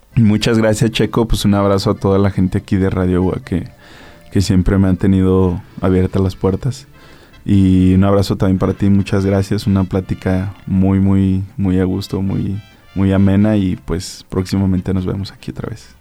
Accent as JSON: {"language": "Spanish", "region": "Aguascalientes", "country": "Mexico", "said": "tengo sangre hidrocálida, que soy de aquí de Aguascalientes"}